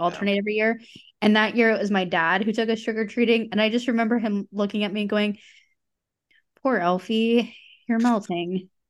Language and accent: English; Beckley, West Virginia, United States; my hometown of Beckley, West Virginia